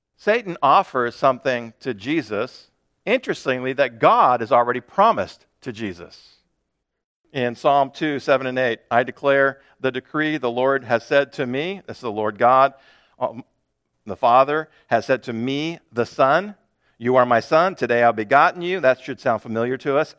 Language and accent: English; United States; as modern American Christians